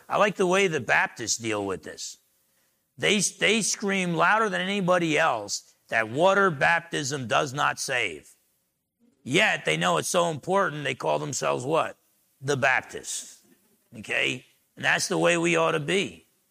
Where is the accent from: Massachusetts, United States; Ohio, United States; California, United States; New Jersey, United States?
New Jersey, United States; I was a little dumb guy growing up in Jersey